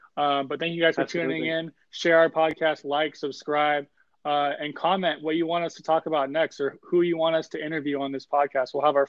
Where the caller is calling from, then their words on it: Los Angeles, California, United States; I'm calling in from Los Angeles, California.